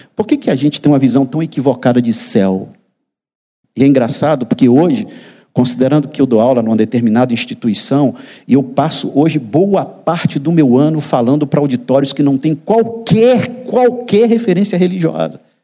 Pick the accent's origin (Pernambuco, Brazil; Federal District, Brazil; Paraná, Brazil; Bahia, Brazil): Bahia, Brazil; interior of; moved away; No interior da Bahia, de onde eu venho